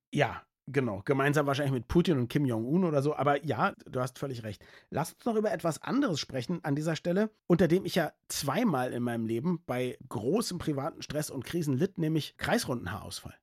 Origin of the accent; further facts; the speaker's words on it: Berlin, Germany; Ich als nicht sportbegeisterter Berliner